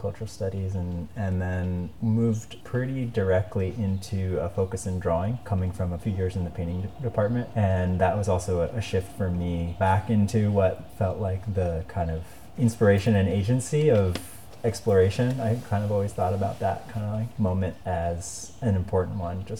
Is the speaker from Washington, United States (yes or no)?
no; Massachusetts, United States; also born or lived in Connecticut; I grew up in Massachusetts. So I'm an East Coast person and basically hung in that area for most of my life.